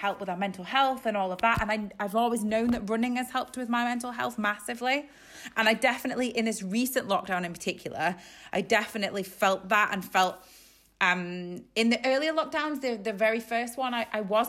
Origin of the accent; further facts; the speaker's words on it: Isle of Man; moved away as an adult; now in Yorkshire, United Kingdom; I'm from the Isle of Man, but I moved to Yorkshire when I was in my early 20s.